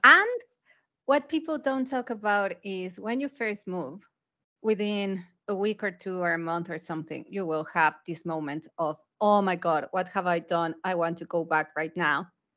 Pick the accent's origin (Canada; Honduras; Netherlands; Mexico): Mexico; moved away as an adult; also born or lived in United Kingdom / Asia; I'm originally from Mexico, so I started my career in a Mexican development bank.